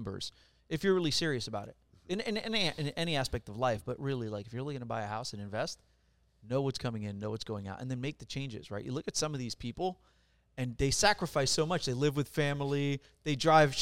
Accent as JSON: {"language": "English", "region": "New York", "country": "United States", "tie": "born or raised there", "also_born_or_lived": "Puerto Rico", "moved": "yes", "lives_now": "California, United States", "said": "I was born in Puerto Rico. I grew up in New York."}